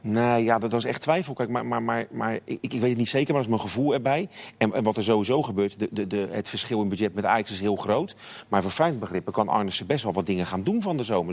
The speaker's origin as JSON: {"language": "Dutch", "town": "Rotterdam", "region": "South Holland", "country": "Netherlands", "said": "zeg ik als, als Rotterdammer"}